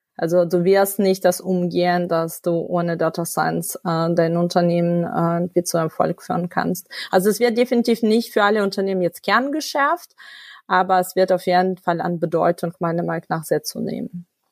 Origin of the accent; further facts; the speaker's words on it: Ukraine; first language Russian; German is a second language; now in Germany; ich komme ursprünglich aus der Ukraine. Meine Muttersprache ist Russisch.